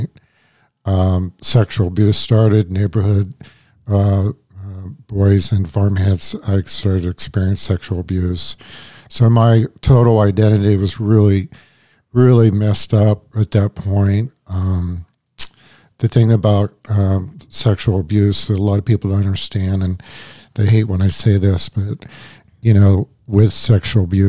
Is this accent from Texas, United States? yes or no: no; Washington, Pennsylvania, United States; I grew up in Washington, Pennsylvania, outside of Pittsburgh